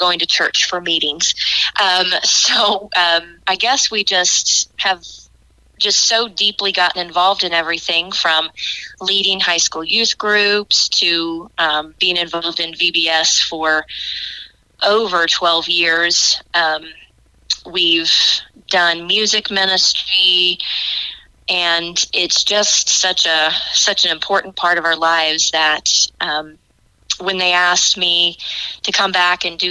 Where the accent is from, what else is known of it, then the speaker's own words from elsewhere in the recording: Benton, Illinois, United States; also born or lived in Murphysboro, Illinois; I am a Southern Illinois native. I am from the Benton, Illinois area